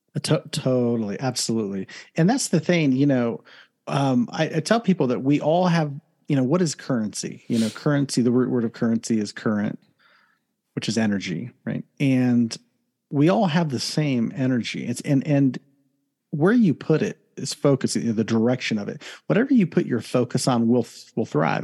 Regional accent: Columbus, Ohio, United States; now in Southern California, United States; originally from Ohio, born and raised in Columbus, Ohio

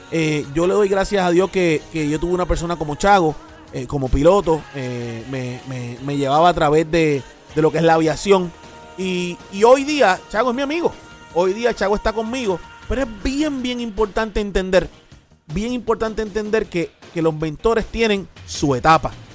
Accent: Puerto Rico; no solamente como piloto, sino como empresario, eh, sino como puertorriqueño, que, ¿verdad? Que, levantamos una empresa aquí en Puerto Rico

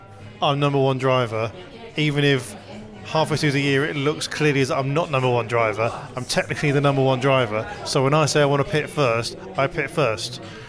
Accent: United Kingdom; I'm British.

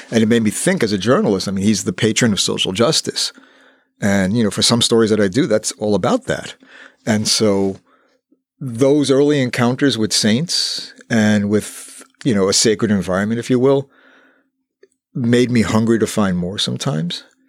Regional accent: New York City, New York, United States; I grew up in the South Bronx, where there was a growing Puerto Rican community

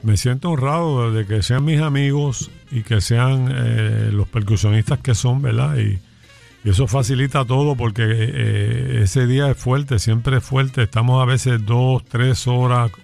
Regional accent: Vega Baja, Puerto Rico; Nacido en Vega Baja, mi pueblo es Melao Melao

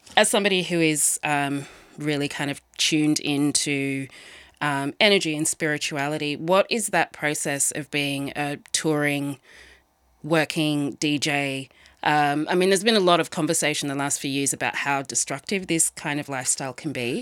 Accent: Sydney, New South Wales, Australia; I'm from Sydney

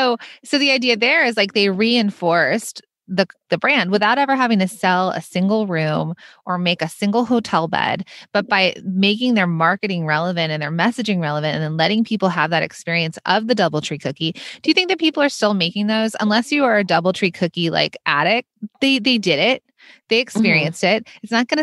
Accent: Los Angeles, California, United States; now in New York, United States; So I grew up in Los Angeles. I live in New York.

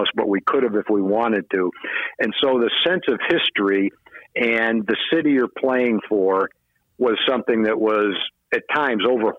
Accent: New England, United States; moved away as an adult; I was from New England. It wasn't that far from home.

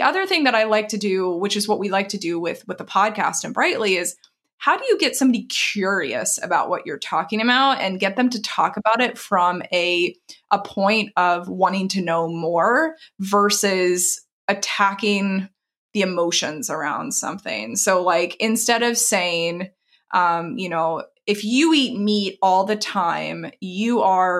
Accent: the South, United States; moved away; I grew up in the South

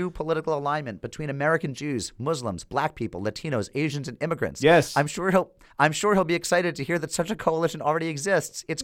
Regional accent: United Kingdom; now in Vilnius, Lithuania; I'm a city councilor in Vilnius. I'm British, the first elected foreigner in Lithuania

